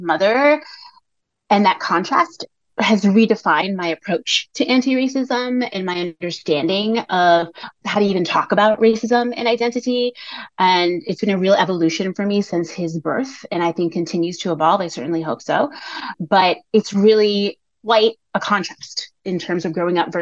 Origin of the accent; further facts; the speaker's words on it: New York, United States; first language English and Spanish; I was raised in New York and I was raised bilingually. So I am a native English and Spanish speaker